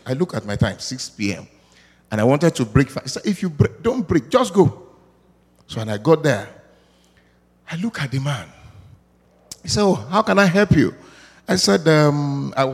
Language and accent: English; Nigeria; moved away; I'm from Africa, precisely Nigeria.